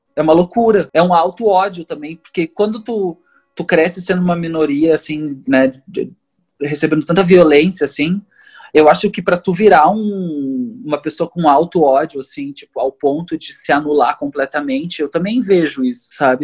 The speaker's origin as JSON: {"language": "Portuguese", "town": "Porto Alegre", "region": "Rio Grande do Sul", "country": "Brazil", "tie": "born or raised there", "said": "eu cresci tipo, né, tipo no Sarandi"}